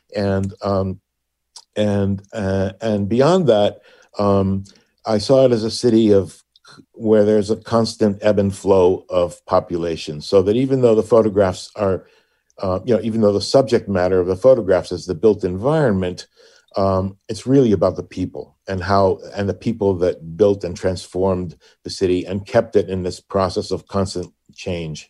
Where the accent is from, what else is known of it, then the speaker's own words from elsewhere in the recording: Puerto Rico; now in Hartford, United States; born and raised in Puerto Rico